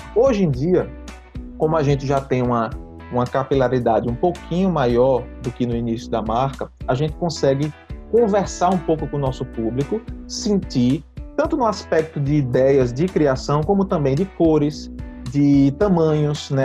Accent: Recife, Pernambuco, Brazil; nós somos de Recife

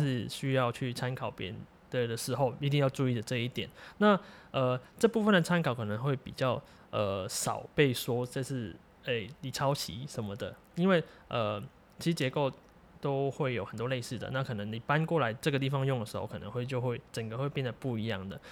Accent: Macau; now in Taiwan; 因为我本身是澳门人啊。对，流浪在台湾现在

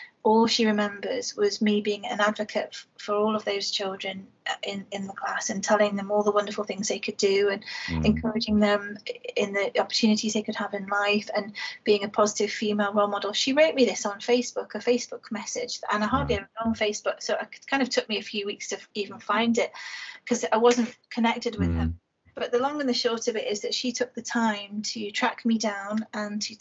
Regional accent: Liverpool, North West England, United Kingdom; I was born and raised in Toxteth in Liverpool

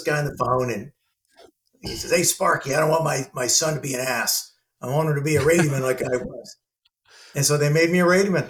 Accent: Southern California, United States; I'm from Southern California

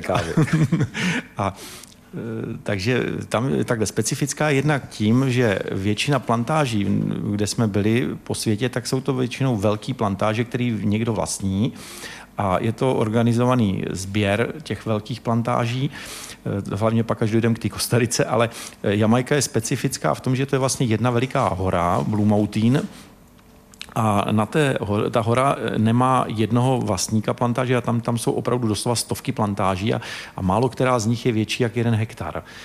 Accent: Czechia; jsme z Československa

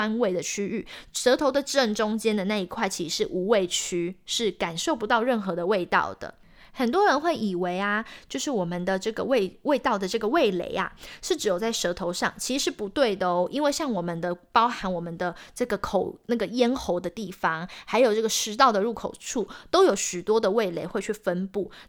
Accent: Taiwan; now in United States; 身为台湾人，还是啊，橱柜里必备一罐沙茶酱。

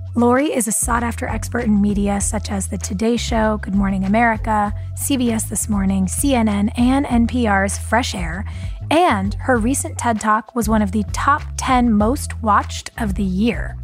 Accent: Los Angeles, California, United States; I was kind of, you know, West Hollywood, Miracle Mile

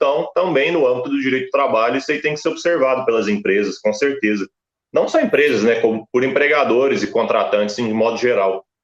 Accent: São Paulo, Brazil; now in Uberlândia, Brazil; Eu sou de São Paulo, capital, né, nasci lá, é, cresci ali a parte da infância, mas eu já estou aqui em Uberlândia, Minas Gerais

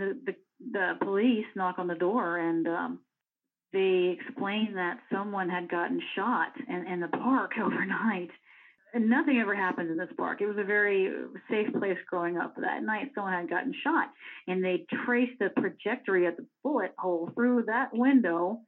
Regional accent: Orlando, Florida, United States; now in DeLand, United States; I was born and raised in Orlando. I live in DeLand, Florida

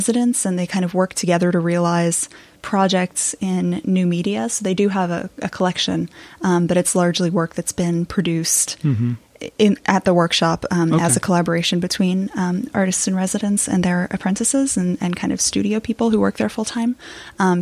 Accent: Philadelphia, Pennsylvania, United States; I grew up in Philadelphia, going to the Philadelphia Museum of Art

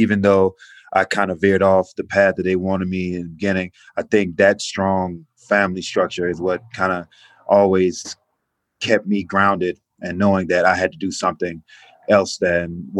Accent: Atlanta, Georgia, United States; I grew up in inner city Atlanta on the east side, zone 6

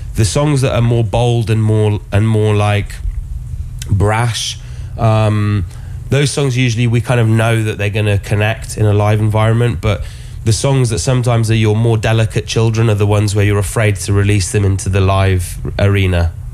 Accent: Oxford, South East England, United Kingdom; born or raised there; moved away

